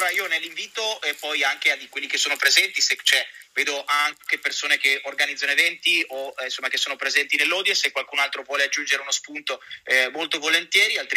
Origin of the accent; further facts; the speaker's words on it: Treviso, Veneto, Italy; Come sai, certo, io sono di Treviso